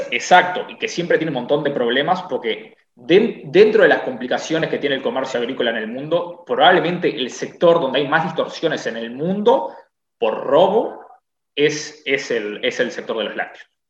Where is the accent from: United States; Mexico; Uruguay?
Uruguay; somos la isla de Uruguay